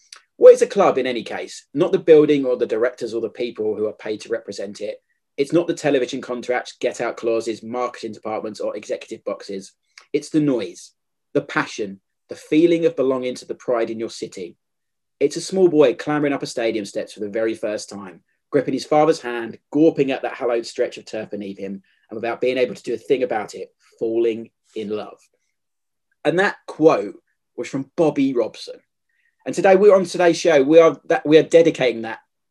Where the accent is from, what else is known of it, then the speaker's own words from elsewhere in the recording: London, United Kingdom; I grew up in Southeast London